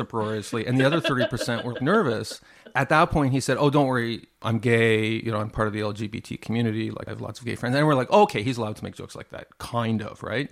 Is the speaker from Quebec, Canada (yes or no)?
yes; Montreal, Quebec, Canada; I grew up in Montreal